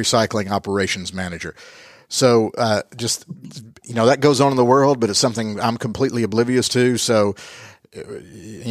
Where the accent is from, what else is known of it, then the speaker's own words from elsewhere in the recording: Southeast, United States; I'm from the Southeast.